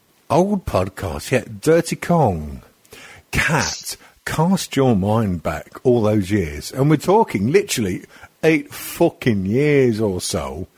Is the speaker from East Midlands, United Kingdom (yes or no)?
no; Scotland, United Kingdom; We're all Scottish.